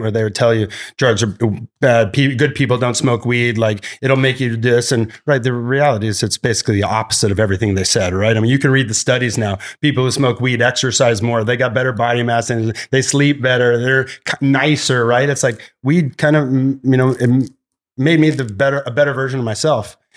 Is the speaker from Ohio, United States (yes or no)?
no; Santa Barbara, California, United States; Santa Barbara's my, my hometown, which is where we started uh, Glass House. Uh, went to Santa Barbara High